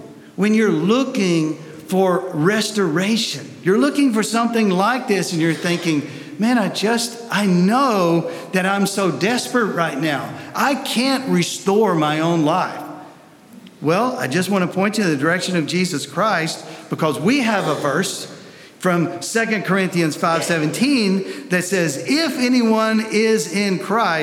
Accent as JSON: {"language": "English", "region": "Tennessee", "country": "United States", "moved": "yes", "lives_now": "Columbus, United States", "said": "I'm from Tennessee"}